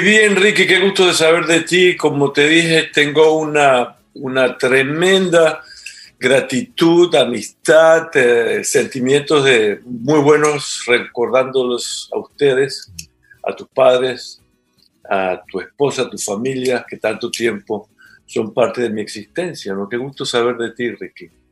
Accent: Venezuela; moved away as an adult; also born or lived in Trinidad and Tobago; now in Ecuador; yo soy venezolano por nacimiento en mis papeles, pero físicamente vine al mundo en Trinidad y Tobago

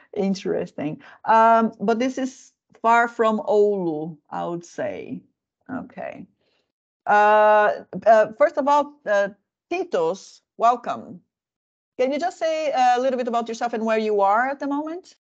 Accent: Brazil; now in Finland; I come from Brazil

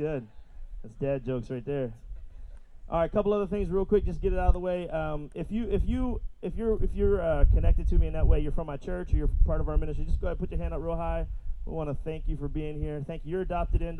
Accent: Philadelphia, Pennsylvania, United States; I'm from Philadelphia. For those who might not know, I pastor a really small but really fantastic church back in Philly

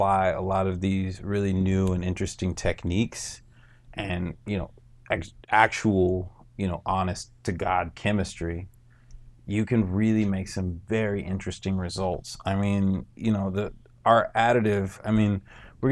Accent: North Miami, Florida, United States; I grew up in North Miami.

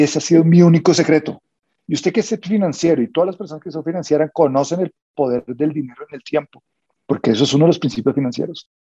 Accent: Colombia; como colombianos

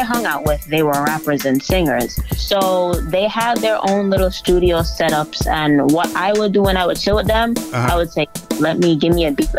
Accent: Kingston, Jamaica; also born or lived in Boston, United States; So, I grew up in two places. I grew up in Kingston, Jamaica, and I grew up here in Boston. I was actually born here in Boston as well, but I grew up in both places. Thus, you know, the accent, that's where the accent came from.

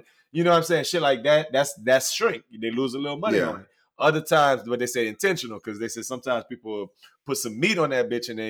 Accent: Louisiana, United States; When I was growing up in Louisiana

